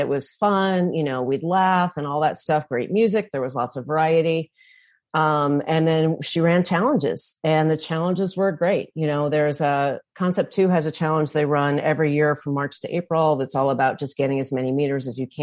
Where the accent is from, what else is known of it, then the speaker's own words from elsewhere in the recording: St. Louis, Missouri, United States; now in Northern Michigan, United States; I'm from St. Louis originally, and now I live in Northern Michigan